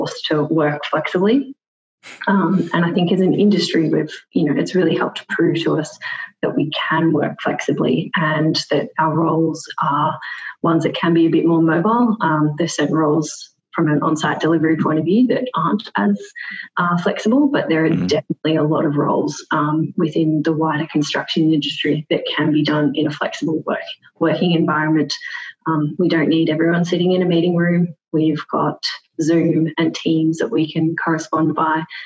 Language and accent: English; Melbourne, Victoria, Australia; moved away as an adult; also born or lived in Perth; now in Sydney, Australia; So I'm originally from Melbourne, spent most of my time in Melbourne, moved to Perth for 2.5 years, and then I relocated at the start of this year to Sydney.